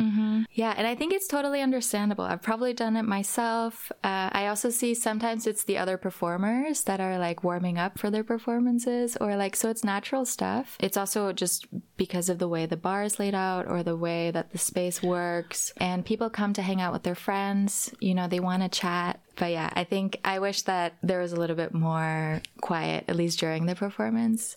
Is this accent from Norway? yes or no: yes; Norway; also born or lived in California, United States; now in Berlin, Germany; I grew up in Norway. I lived for a while in California